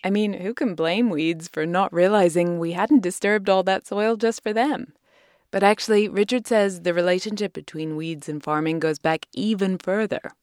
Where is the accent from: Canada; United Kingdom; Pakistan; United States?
United Kingdom; moved away; he's a legend in my home country